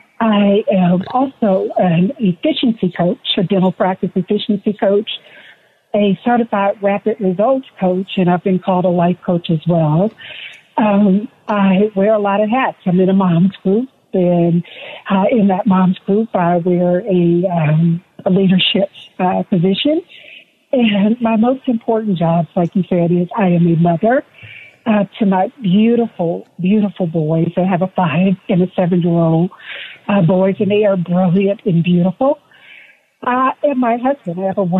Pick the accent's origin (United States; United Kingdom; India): United States; Huntsville, Alabama; I grew up in Huntsville, Alabama. So I'm just a little girl from Alabama.